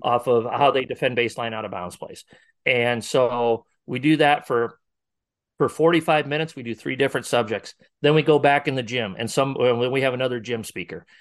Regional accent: Northwest Iowa, United States; now in Omaha area, United States; I'm from Northwest Iowa originally.

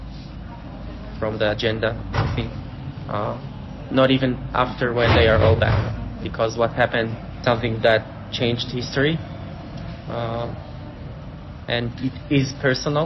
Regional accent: Israel; We are from Israel

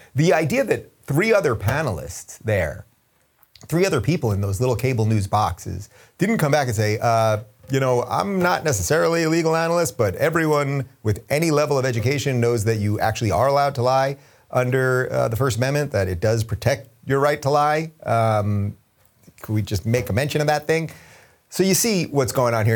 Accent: New York, United States; I grew up in New York

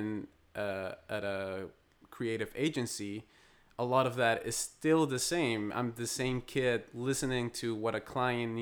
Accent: Bogotá, Colombia; moved away as an adult; now in United States; I'm born and raised in Bogota, Colombia. And I've been living in the States for about 13 years now

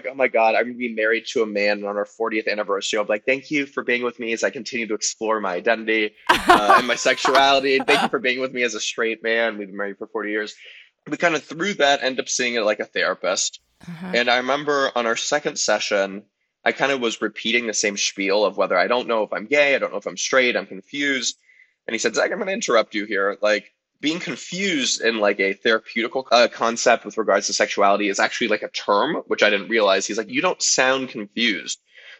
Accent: Los Angeles, California, United States; So I grew up in Los Angeles in the Valley. I'm a proud Valley boy. And I grew up in like a reformed Jewish family that was actually pretty sex positive as far as things go.

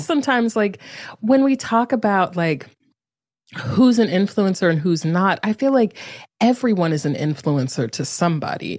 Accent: North Carolina, United States; moved away as an adult; also born or lived in Durham, North Carolina; now in San Francisco, United States; I'm from North Carolina. I lived the last ten years in Durham, North Carolina

